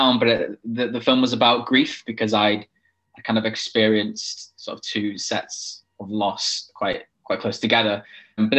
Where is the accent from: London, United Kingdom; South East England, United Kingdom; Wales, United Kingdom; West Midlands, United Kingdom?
Wales, United Kingdom; a Welsh gay person